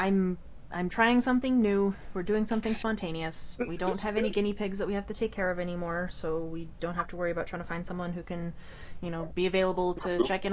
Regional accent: Idaho Falls, Idaho, United States; I grew up in Idaho Falls.

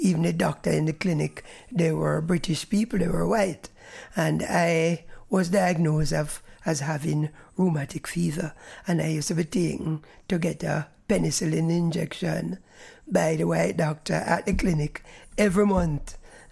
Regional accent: Moreland Hill, Westmoreland, Jamaica; born or raised there; also born or lived in Kingston, Jamaica

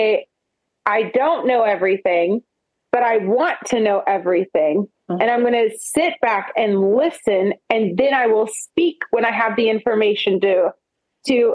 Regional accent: Oklahoma, United States; I'm from Oklahoma

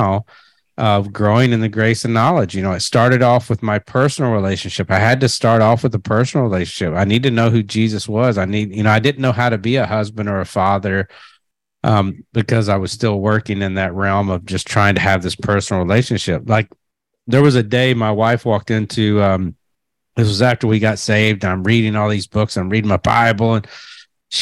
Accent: Kentucky, United States; I'm a redneck from Kentucky

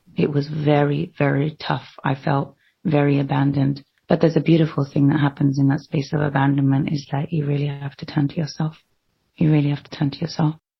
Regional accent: London, United Kingdom; I was born in London

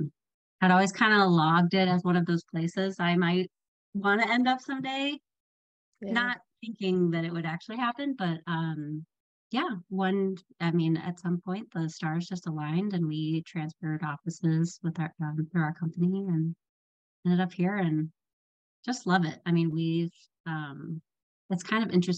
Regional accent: Dallas, Texas, United States; also born or lived in Chicago; now in Salt Lake City, United States; So I grew up in Dallas and then lived for about 12 years in Chicago. And so just spent most of my life in very flat places.

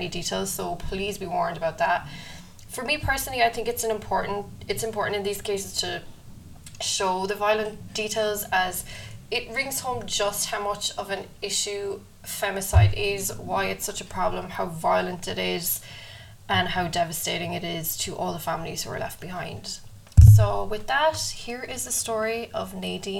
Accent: Ireland; Being Irish

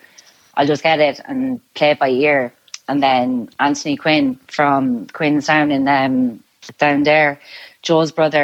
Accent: Clara, County Offaly, Ireland; moved away as an adult; now in Vancouver, Canada

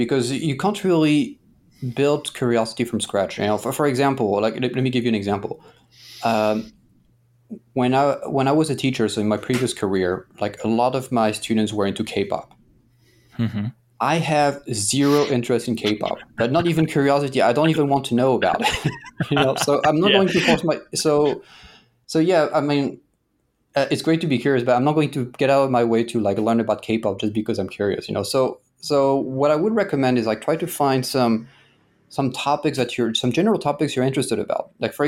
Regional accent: Paris, Île-de-France, France; Like I grew up in Paris, and you know, Paris is one of the most visited cities in the world, at least before COVID.

